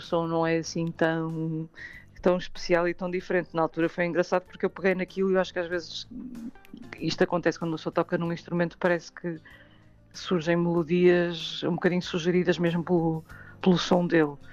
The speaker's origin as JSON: {"language": "Portuguese", "town": "Porto", "region": "Norte", "country": "Portugal", "tie": "born or raised there", "said": "é a minha cidade natal"}